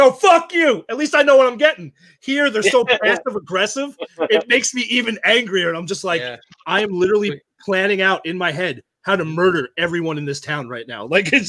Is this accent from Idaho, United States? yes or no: no; New York, United States; accent: Long Island; My Long Island accent. I've lost it, you know, being in the Navy.